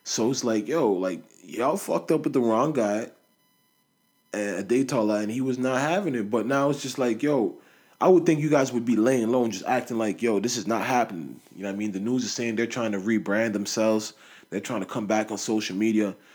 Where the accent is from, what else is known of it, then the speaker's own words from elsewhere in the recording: Nigeria; I'm Nigerian my mom's Nigerian, like my whole family's Nigerian, both sides